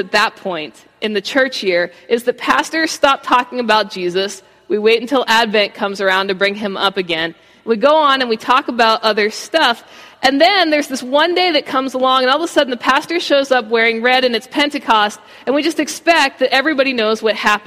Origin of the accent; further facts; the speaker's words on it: Baltimore, Maryland, United States; now in Florida, United States; I grew up in Baltimore. That's all I've known for the vast majority of my life.